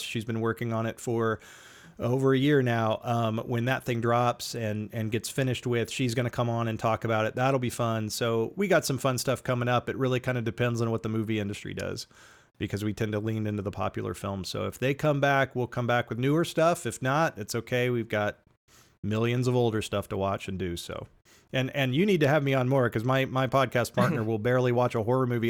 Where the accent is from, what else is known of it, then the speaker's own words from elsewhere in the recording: United States; My my hometown theater closed and it may never reopen, and I'm I'm gonna have to drive into Kansas City to go to a movie